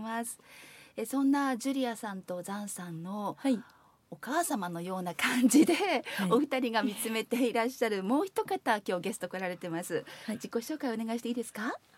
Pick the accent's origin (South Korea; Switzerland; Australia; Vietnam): Vietnam; Japanese is a second language; moved away as an adult; now in Japan; 私はベトナムから来ました。